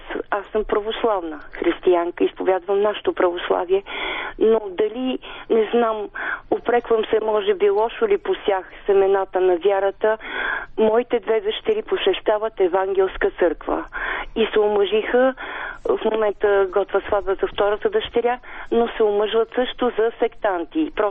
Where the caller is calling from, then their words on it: Sofia, Sofia City, Bulgaria; от София и ви слушам редовно с удоволствие.